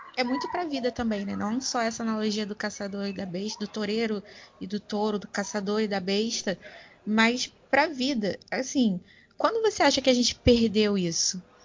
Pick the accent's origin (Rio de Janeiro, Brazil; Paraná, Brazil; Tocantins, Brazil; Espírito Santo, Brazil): Rio de Janeiro, Brazil; eu como carioca